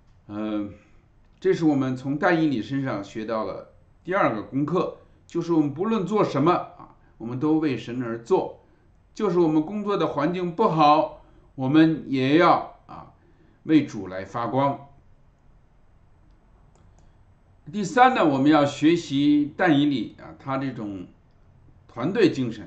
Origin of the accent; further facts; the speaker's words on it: China; 我们中国人呢，最怕搞关系啊，我们常常都喜欢这个单打独斗